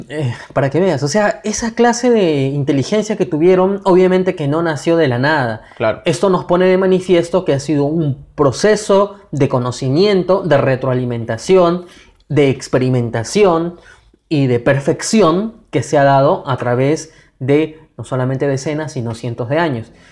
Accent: Peru; nosotros como peruanos

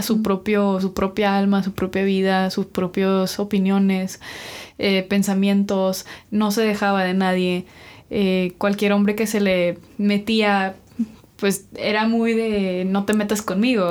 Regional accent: Mexico; hoy yo también soy mexicano

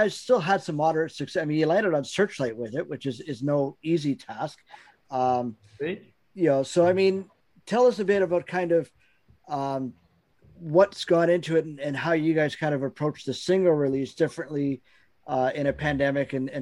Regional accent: Northern Ontario, Canada; moved away as an adult; also born or lived in North Bay, Ontario / Ottawa, Ontario / Athens, Ontario; I keep saying I'm from Barrhaven. I only lived there for 4 years. I'm from Northern Ontario.

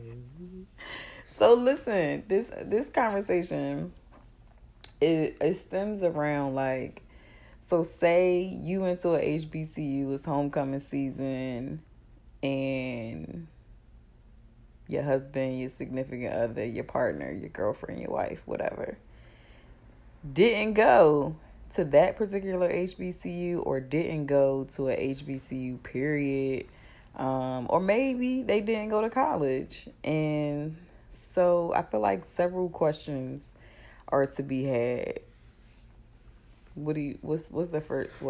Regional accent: New Jersey, United States; now in Charlotte, United States; I was raised in Jersey, but I grew up in Charlotte

